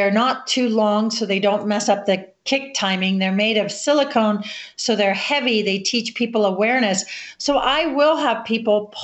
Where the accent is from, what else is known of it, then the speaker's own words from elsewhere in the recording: Florida, United States; moved away; also born or lived in Colorado; growing up in Florida